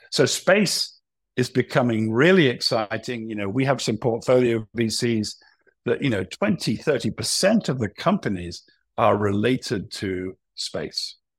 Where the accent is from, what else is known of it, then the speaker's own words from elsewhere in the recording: United Kingdom; I'm a Brit